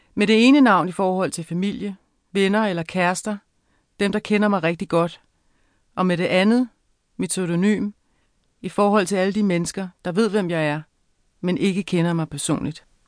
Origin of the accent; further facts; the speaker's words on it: Avedøre, Capital Region of Denmark, Denmark; also born or lived in Frederiksberg; jeg voksede op i et parcelhusområde i Avedøre i 70'erne og starten af 80'erne